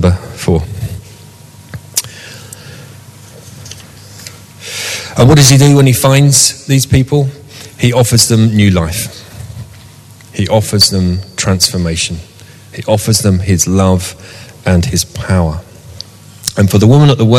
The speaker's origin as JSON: {"language": "English", "town": "Southall", "region": "London", "country": "United Kingdom", "tie": "born or raised there", "also_born_or_lived": "Shepherd's Bush", "moved": "as an adult", "lives_now": "Sunbury, United Kingdom", "said": "I grew up in Southall, and I lived in the same house"}